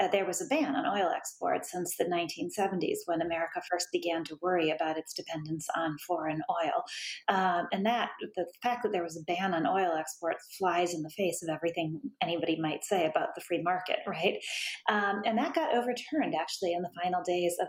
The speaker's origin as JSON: {"language": "English", "country": "United States", "said": "I am an American"}